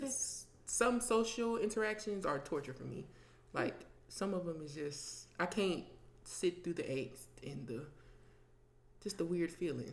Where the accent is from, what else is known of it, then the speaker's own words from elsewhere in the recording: Ohio, United States; moved away; I'm from Ohio